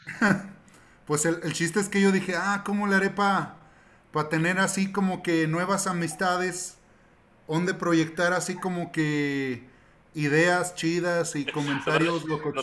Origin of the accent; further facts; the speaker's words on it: Mexico; soy puro mexicano, nacido en este suelo